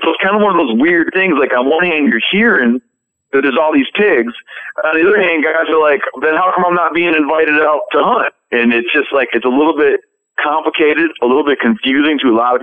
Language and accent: English; Michigan, United States; when I was a kid, I grew up in Michigan.